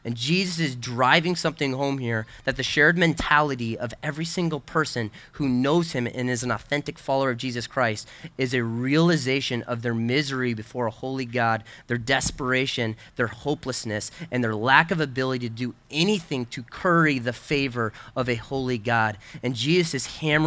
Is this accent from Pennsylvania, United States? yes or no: no; Wheaton, Illinois, United States; moved away; when I was growing up in Chicago, we were in Wheaton